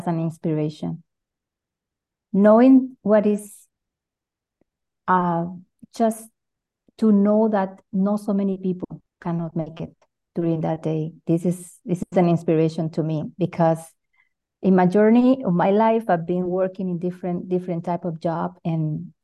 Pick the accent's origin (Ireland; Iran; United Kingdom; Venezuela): Venezuela; moved away as an adult; now in Switzerland; I'm 100% Latina. I was born in Venezuela. Now I'm actually living in Switzerland